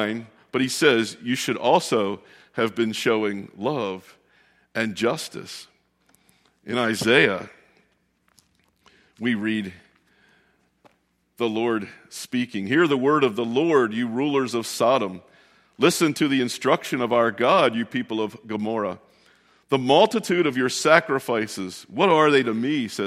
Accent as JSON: {"language": "English", "town": "Westminster", "region": "Maryland", "country": "United States", "tie": "born or raised there", "moved": "yes", "said": "where we grew up down in Westminster, Maryland"}